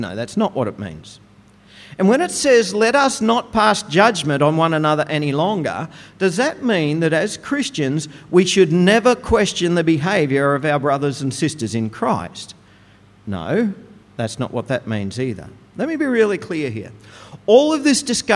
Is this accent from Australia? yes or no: yes; Goondiwindi, Queensland, Australia; As a teenager growing up in Gundawindi